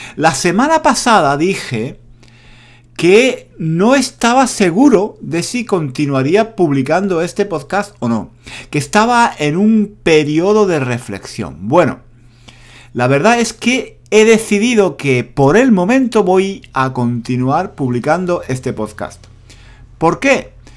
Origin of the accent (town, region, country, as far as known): Spain